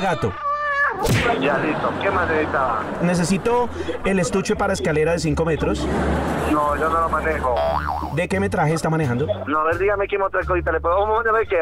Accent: Bogotá, Colombia; yo soy de Bogotá

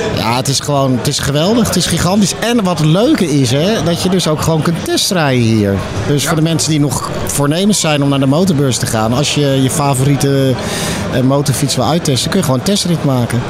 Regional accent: Netherlands; we zijn Hollanders

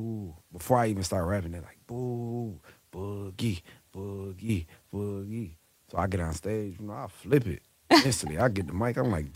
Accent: North Carolina, United States; It was in North Carolina, in my hometown.

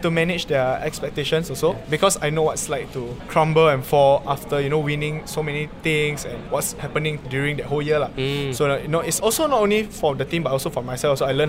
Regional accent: Singapore; I was from St. Anthony's Primary School, which is at Bukit Batok, West Avenue 7.

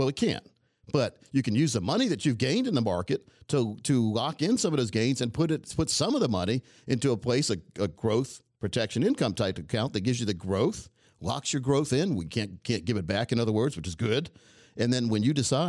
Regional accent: United States; I'm like a typical American. I have like four different things in me. Like, I'm a mutt

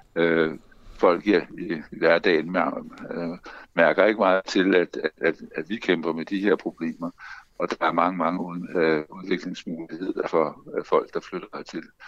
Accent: Bornholm, Capital Region of Denmark, Denmark; Jeg er opvokset på Bornholm, så jeg, jeg kan sagtens forstå Bornholmsk.

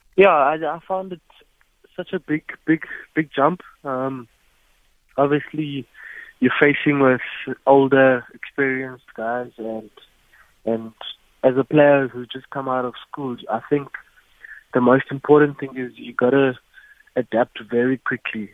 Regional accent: King William's Town, Eastern Cape, South Africa; also born or lived in East London; I'm from East London, um, but I grew up in King Williamstown, Pilton

